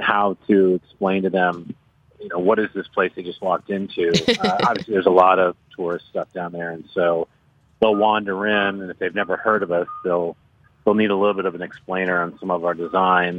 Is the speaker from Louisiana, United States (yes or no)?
yes; New Orleans, Louisiana, United States; I grew up here. I grew up in New Orleans